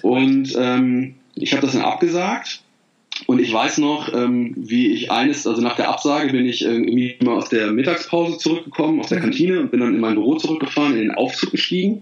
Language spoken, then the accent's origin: German; Bergisch Gladbach, North Rhine-Westphalia, Germany; in Bergisch Gladbach, also wo ich aufgewachsen bin